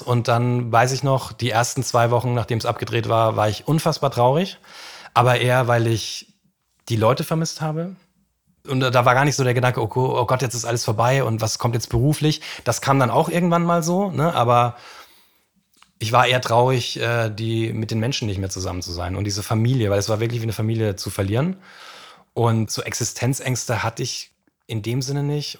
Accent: Franconia, Bavaria, Germany; Ich komme aus Franken

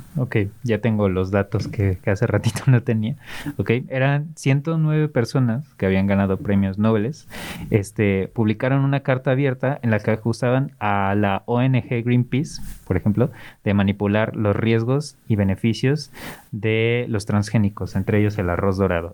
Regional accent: Mexico City, Mexico; moved away; en Ciudad de México, eh, es de donde vengo y me dicen chilango

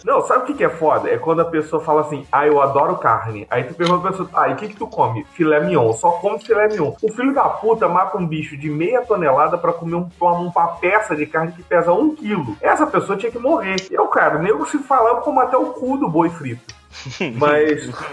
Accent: Brazil; now in Portugal; a gente é brasileiro

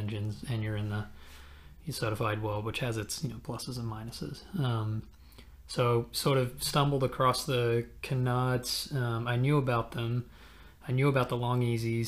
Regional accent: Armidale, New South Wales, Australia; moved away as an adult; also born or lived in Canberra, Australia; now in Oakland, United States; I'm originally from Armidale, Australia, which is sort of in the country, and then moved to Canberra

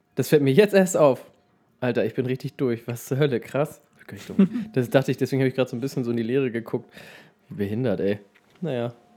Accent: Melbeck, Lower Saxony, Germany; moved away; Es gibt ein Dorf in der Nähe von Lüneburg, das heißt Melbeck, da bin ich aufgewachsen

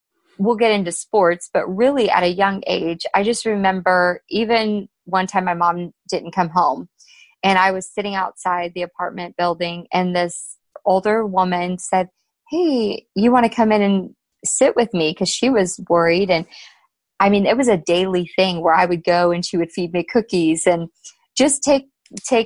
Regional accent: Alaska, United States; I was born in Alaska

